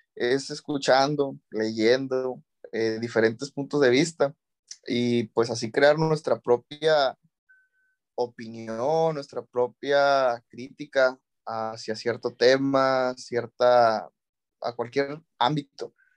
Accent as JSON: {"language": "Spanish", "country": "Mexico", "said": "como mexicanos debemos conocer"}